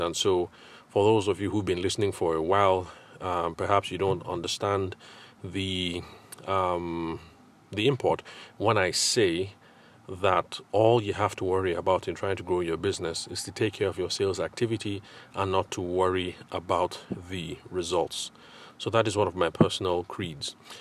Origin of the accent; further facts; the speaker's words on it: Abuja, Federal Capital Territory, Nigeria; also born or lived in Lagos / Ile-Ife / Aberdeen; now in Abuja, Nigeria; I grew up in Abuja